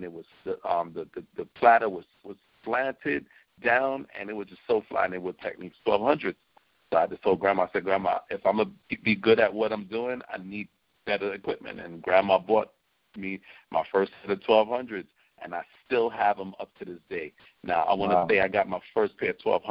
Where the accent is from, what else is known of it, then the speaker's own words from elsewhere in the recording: New York City, New York, United States; We are from East Flatbush, Brooklyn. Busta's born in Brooklyn, so am